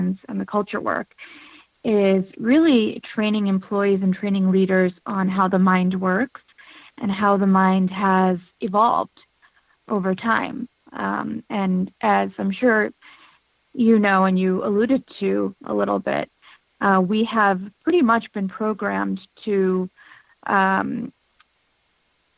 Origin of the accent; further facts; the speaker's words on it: United States; both being born an Indian American and kind of feeling different in the U.S. where I'm from